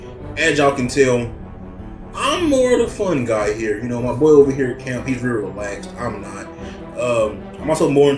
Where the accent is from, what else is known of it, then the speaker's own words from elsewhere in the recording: Texas, United States; We would be Tejas in our Texas, but we're American now.